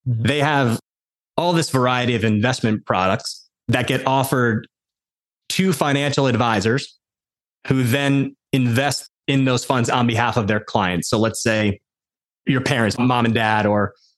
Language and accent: English; Westfield, New Jersey, United States; born or raised there